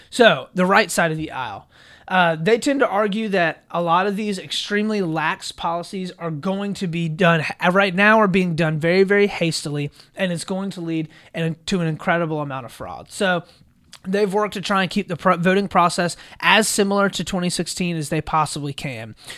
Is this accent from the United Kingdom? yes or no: no; United States